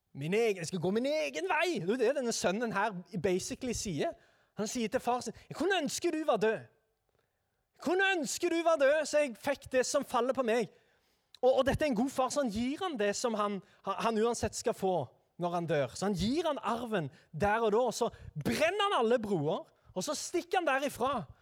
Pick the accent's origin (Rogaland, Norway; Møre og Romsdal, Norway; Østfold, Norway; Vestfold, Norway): Rogaland, Norway; Sandnes; jeg er altså da fra Sandnes